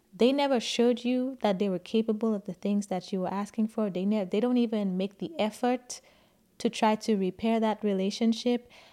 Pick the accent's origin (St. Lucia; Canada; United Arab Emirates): St. Lucia; moved away as an adult; now in United States; I grew up in Saint Lucia